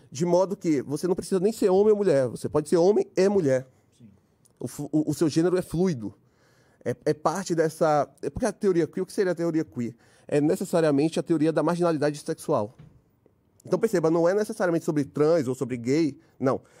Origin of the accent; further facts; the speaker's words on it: Bahia, Brazil; Cabeçudo, porque apesar de ser cabeçudo, não sou cearense, é baiano, hein?